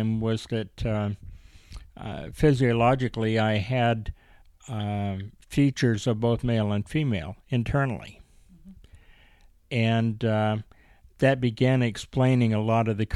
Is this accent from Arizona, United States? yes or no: yes; Mesa, Arizona, United States; I grew up primarily in Mesa, Arizona